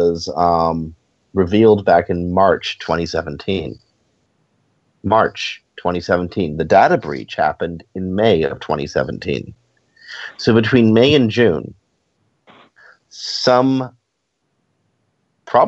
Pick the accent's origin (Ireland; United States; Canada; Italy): Canada; I'm Canadian.